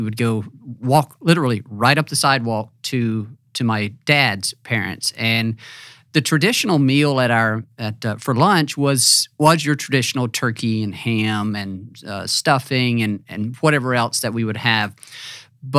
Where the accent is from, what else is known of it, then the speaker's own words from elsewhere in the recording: Mississippi, United States; I'm a Southerner, grew up in Mississippi